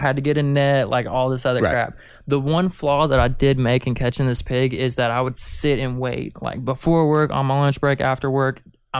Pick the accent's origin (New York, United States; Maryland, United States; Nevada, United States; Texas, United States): Nevada, United States; Reno; born there; also born or lived in Kansas City, United States